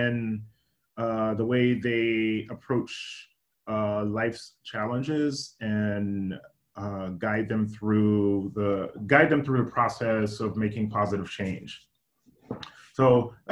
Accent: Gary, Indiana, United States; also born or lived in Washington, D.C. area; now in Seattle, United States; as a child, I grew up in Gary, Indiana

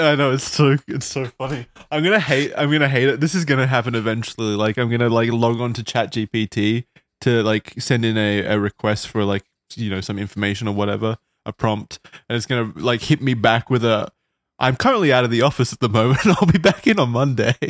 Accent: Australia; as an Australian

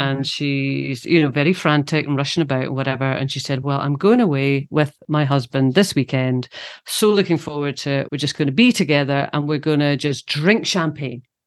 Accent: Scotland, United Kingdom; also born or lived in London; When I'm home, I'm in Scotland and I'm being Scottish.

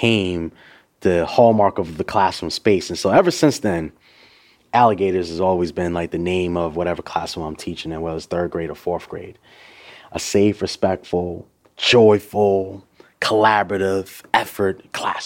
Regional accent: Boston, Massachusetts, United States; Born and raised in Boston, Massachusetts

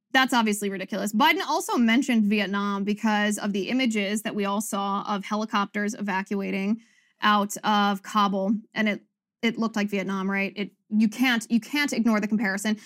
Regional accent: United States; I'm American

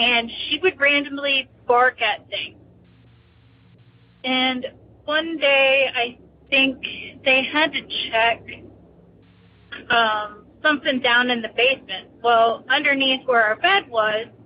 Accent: near Gettysburg, Pennsylvania, United States; also born or lived in Pittsburgh, Pennsylvania; I grew up near Gettysburg, PA.

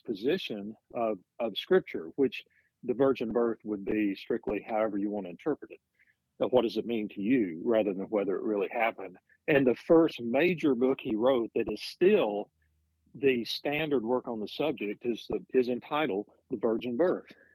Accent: Gadsden, Alabama, United States; moved away as an adult; I'm from a town called Gadsden, Alabama

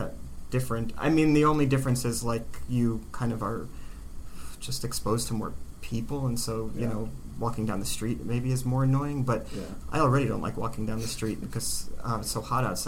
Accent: New Jersey, United States; also born or lived in Queens, New York; I was born in Queens. We moved to New Jersey when I was, like, 4 or 5

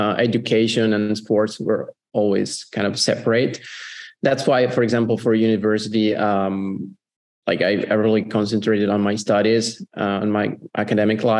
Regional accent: Italy; also born or lived in Como; I'm from Italy

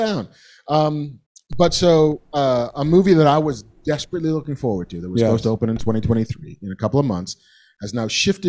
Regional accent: East Coast, United States; now in Los Angeles, United States; I'm from the East Coast

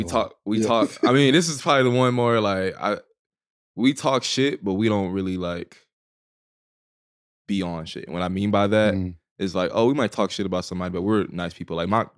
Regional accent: Dallas, Texas, United States; I am from Dallas, Texas, born and raised. Oak Cliff, south of Cliff to be specific.

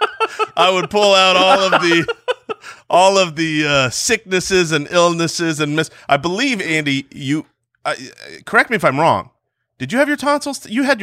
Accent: Jerusalem, Jerusalem District, Israel; born there

